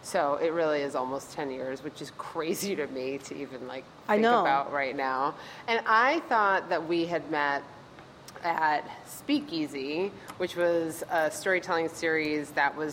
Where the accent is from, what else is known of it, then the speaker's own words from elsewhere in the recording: Wethersfield, Connecticut, United States; also born or lived in West Coast; now in New York, United States; I grew up outside of Hartford in a town called Wethersfield